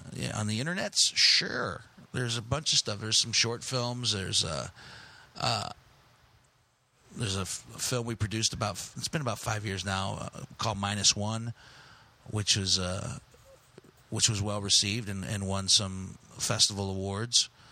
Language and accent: English; Steubenville, Ohio, United States; also born or lived in Gary, Indiana / Chicago / Greece; Steubenville, Ohio, which is my unofficial hometown.